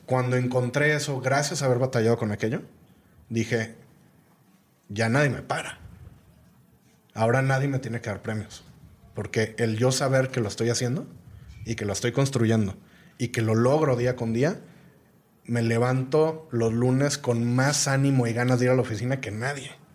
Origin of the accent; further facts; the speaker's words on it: Guadalajara, Jalisco, Mexico; moved away as an adult; also born or lived in Mexico City / Mali / Burkina Faso / Senegal; yo ya estaba viviendo en Ciudad de México, soy de Guadalajara, me encanta Guadalajara